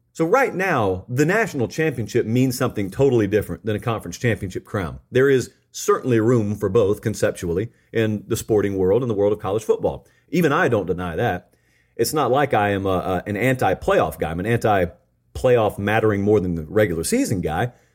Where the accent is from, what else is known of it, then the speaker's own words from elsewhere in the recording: the South, United States; I grew up in the South.